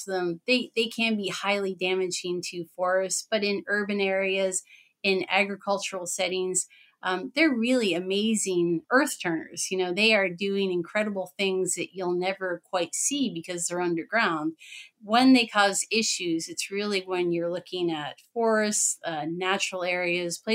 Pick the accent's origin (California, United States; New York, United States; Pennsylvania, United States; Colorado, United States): Pennsylvania, United States; now in Wisconsin, United States; I'm in Wisconsin. I'm originally from Pennsylvania